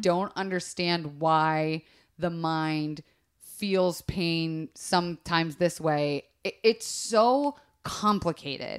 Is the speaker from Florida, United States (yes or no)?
yes; Florida, United States; growing up in Florida